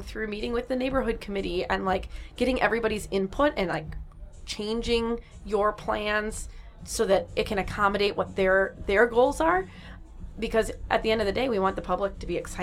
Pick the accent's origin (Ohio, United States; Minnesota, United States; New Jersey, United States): Minnesota, United States; Coon Rapids; now in Chicago, United States; I grew up in Coon Rapids, Minnesota